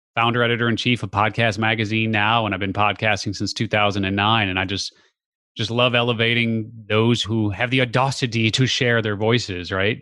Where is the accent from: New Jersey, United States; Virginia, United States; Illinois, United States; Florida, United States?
Illinois, United States; Chicago; born and raised in the Chicago area